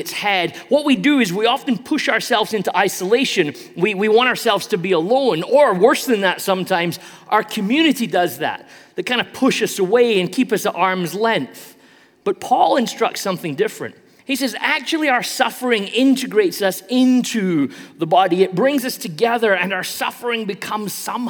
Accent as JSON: {"language": "English", "country": "United Kingdom", "said": "I'm British, so I play a lot of soccer"}